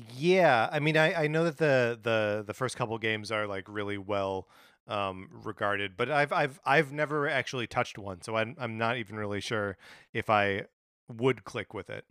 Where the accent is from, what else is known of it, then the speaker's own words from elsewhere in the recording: Wisconsin, United States; now in Los Angeles, United States; my hometown, uh, you know, in Wisconsin?